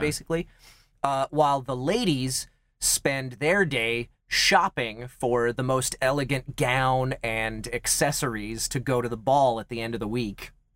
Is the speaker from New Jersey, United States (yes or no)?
no; Kansas, United States; moved away; also born or lived in Los Angeles, California; I grew up in Kansas